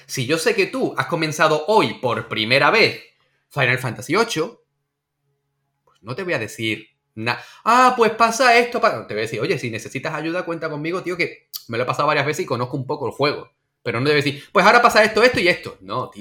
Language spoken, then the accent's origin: Spanish; Andalusia, Spain; como andaluz